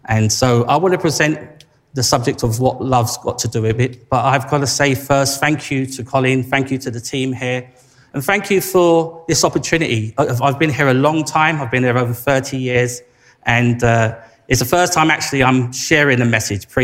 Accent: London, United Kingdom; accent: Cockney; I'm a local boy, grew up down the road, Labrick Grove.

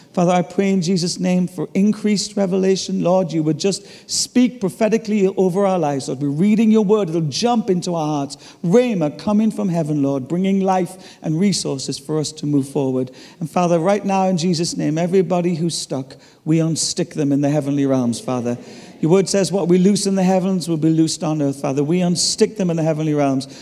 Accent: Ireland; I'm Irish

